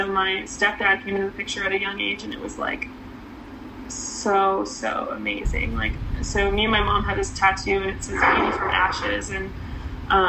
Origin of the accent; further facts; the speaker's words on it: Cary, North Carolina, United States; now in Charlotte, United States; I grew up in Cary, North Carolina